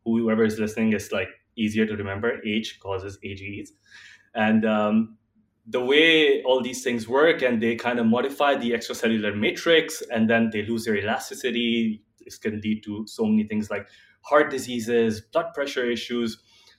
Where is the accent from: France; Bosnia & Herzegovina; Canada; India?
India; I am from India, and while I was growing up, when my grandmother was alive